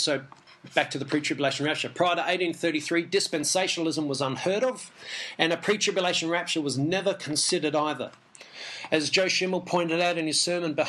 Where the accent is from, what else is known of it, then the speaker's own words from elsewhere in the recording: Australia; I'm an English Jew, born in Australia, so I'm an Aussie Jew.